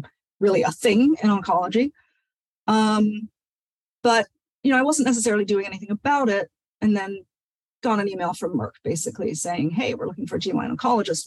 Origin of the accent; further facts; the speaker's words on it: Nigeria; moved away; someone who was born and raised in Nigeria